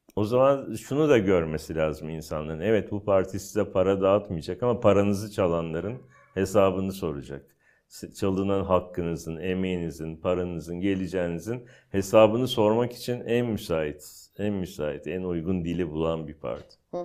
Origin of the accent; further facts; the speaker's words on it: Istanbul, Turkey; ben aslında o bölgenin çocuğuyum. Yani ben Basınköy'de büyüdüm. E, Basınköy o zaman işte Bakırköy'e bağlı. Sonra Küçükçekmece, Menekşe, Florya, Cennet Mahallesi oralarda büyüdüm.